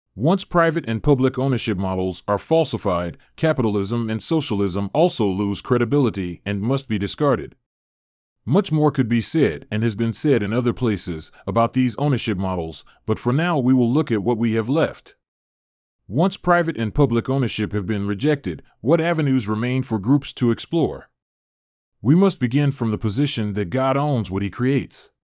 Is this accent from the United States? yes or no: no; Canada; As Canadian citizens